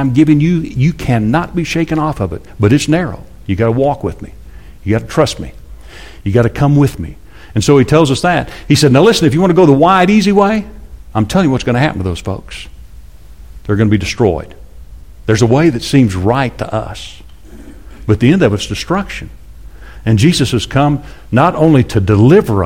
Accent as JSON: {"language": "English", "town": "Amarillo", "region": "Texas", "country": "United States", "tie": "born or raised there", "said": "I grew up in Amarillo."}